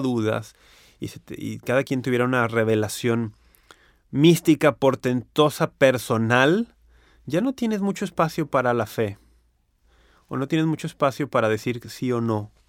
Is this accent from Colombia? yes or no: no; Mexico; aquí en México